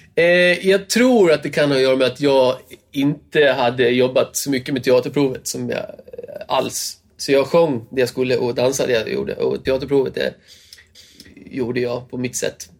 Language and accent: Swedish; Gotland, Sweden; moved away; Gotland är det. Som är min hemö